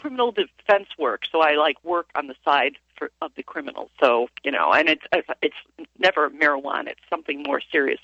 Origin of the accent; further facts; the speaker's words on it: Chicago, Illinois, United States; now in Ithaca, United States; I'm from Chicago